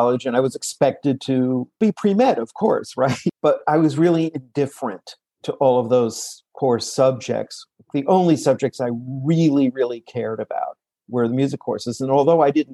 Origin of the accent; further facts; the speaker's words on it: New York City, New York, United States; Growing up in New York City